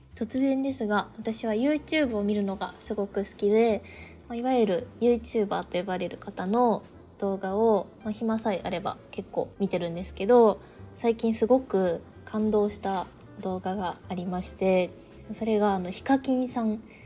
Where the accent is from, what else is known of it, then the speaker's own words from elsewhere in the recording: Seki, Gifu, Japan; 同じ出身でしてあの岐阜の関市という刃物が有名な町関市というところなんですけど